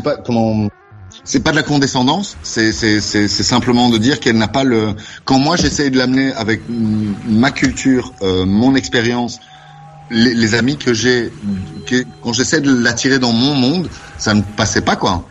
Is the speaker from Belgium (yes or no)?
yes; Brussels, Brussels-Capital Region, Belgium; now in Wavre, Belgium; de Bruxelles. Je suis né à Bruxelles.